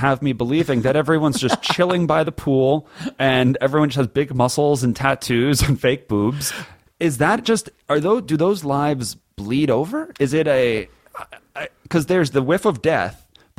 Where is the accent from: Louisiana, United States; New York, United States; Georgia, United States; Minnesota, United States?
New York, United States; Growing up in New York